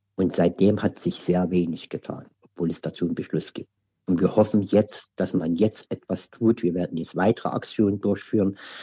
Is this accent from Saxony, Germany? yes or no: yes; Leipzig, Saxony, Germany; now in Bautzen, Germany; Ich bin gebürtiger Leipziger, wohne jetzt zurzeit in Bautzen aufgrund familiärer Umstände.